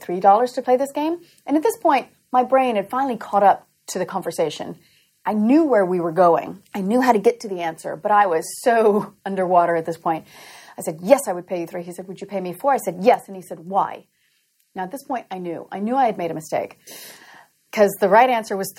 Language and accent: English; Louisiana, United States; moved away as an adult; also born or lived in Massachusetts; I grew up in Louisiana